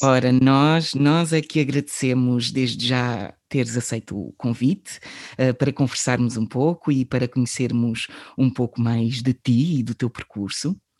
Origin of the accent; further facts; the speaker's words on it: Setúbal, Portugal; porque nós somos de, de Setúbal